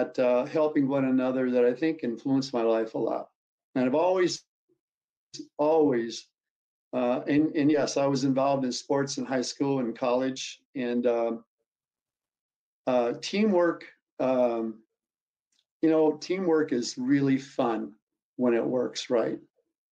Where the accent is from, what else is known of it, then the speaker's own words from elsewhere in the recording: North Dakota, United States; I grew up in a very conservative family, Christian family in Red River Valley of the North.